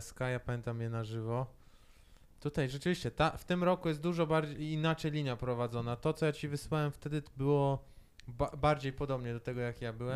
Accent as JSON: {"language": "Polish", "country": "Poland", "said": "ja jestem z Polski"}